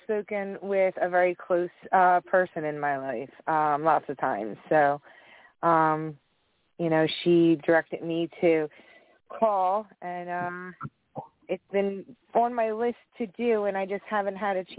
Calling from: Cape May, New Jersey, United States; I'm from New Jersey, Cape May, New Jersey.

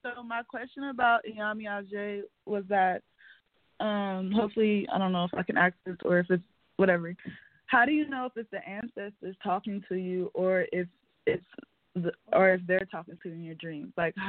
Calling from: California, United States; from California.

